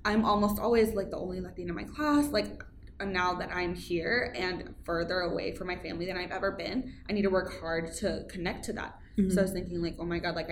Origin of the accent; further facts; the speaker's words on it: Texas, United States; moved away; I'm from Texas, so we're right on the border